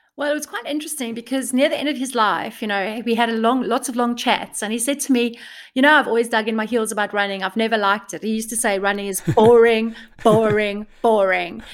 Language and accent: English; South Africa; now in United Kingdom; I'm from South Africa